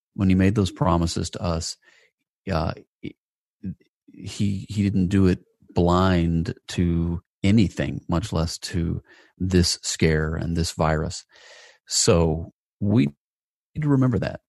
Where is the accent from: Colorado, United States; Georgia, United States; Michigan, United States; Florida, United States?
Georgia, United States; Atlanta; my hometown of, of Atlanta, Georgia